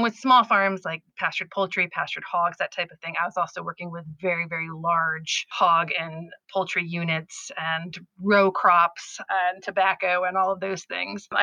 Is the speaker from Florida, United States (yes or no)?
no; Orange County, downstate New York, United States; I grew up in Orange County, which is right on the New Jersey-Pennsylvania border.